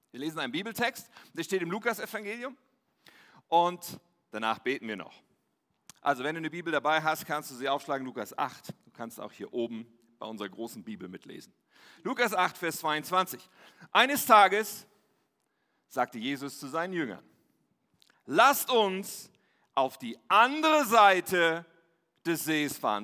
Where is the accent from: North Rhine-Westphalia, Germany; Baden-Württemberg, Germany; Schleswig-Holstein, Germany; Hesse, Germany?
North Rhine-Westphalia, Germany; Ennepetal; Ich bin ja in Nordrhein-Westfalen aufgewachsen, im wunderschönen Ennepetal